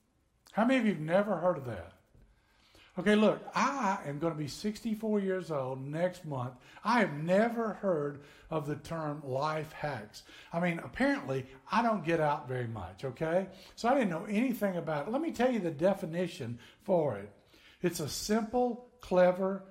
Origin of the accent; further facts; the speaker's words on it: northern Tennessee, United States; moved away as an adult; now in Florida, United States; I grew up in Tennessee, way up north in Tennessee